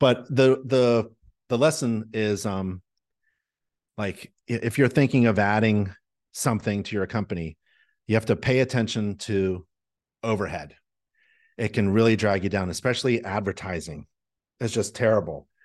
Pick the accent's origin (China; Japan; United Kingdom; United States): United States; North Carolina; I say y'all 'cause I'm from North Carolina. That's what we say down here.